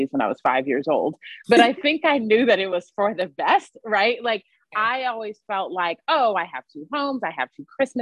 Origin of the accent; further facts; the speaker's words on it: California, United States; moved away; I'm from California originally